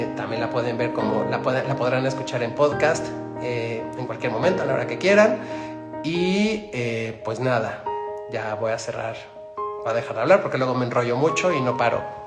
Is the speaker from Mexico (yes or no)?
yes; Mexico City, Mexico; Soy de Ciudad de México.